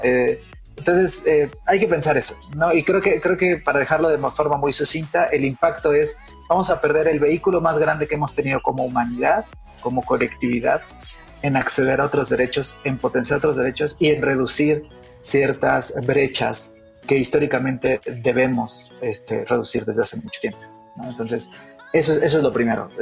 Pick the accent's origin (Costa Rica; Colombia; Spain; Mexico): Mexico; nosotros como mexicanas, como mexicanos